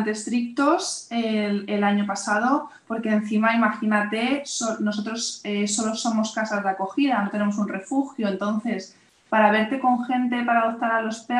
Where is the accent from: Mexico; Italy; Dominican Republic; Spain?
Spain; Madrid, Community of Madrid; nosotras trabajamos en Madrid, vamos, somos todas de Madrid